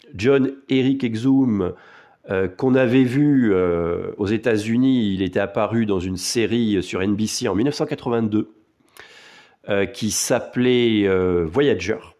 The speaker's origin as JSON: {"language": "French", "country": "France", "said": "Chez nous, en France"}